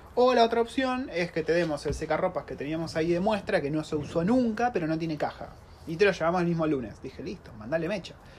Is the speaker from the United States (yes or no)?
no; Argentina; now in New Zealand; una familia argentina viviendo en Nueva Zelanda ya hace tres años